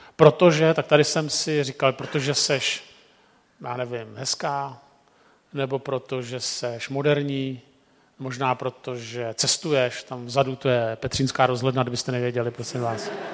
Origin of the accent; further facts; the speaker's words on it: Prague, Czechia; jsem z Prahy